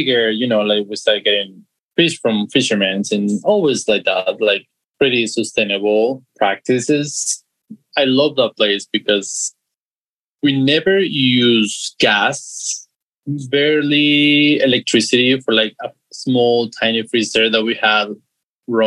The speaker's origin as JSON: {"language": "English", "town": "Guadalajara", "region": "Jalisco", "country": "Mexico", "tie": "born or raised there", "also_born_or_lived": "Tulum, Mexico", "moved": "as an adult", "said": "I'm from Mexico. I grew up in Guadalajara, Jalisco, and I lived there until when I was 19"}